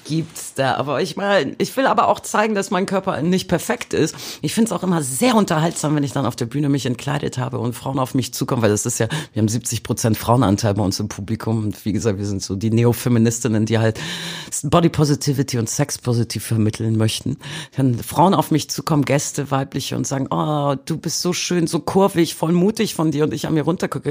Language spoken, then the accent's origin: German; Bremen, Germany; moved away as an adult; also born or lived in Poland (roots); now in Hamburg, Germany; in meiner Heimatstadt Bremen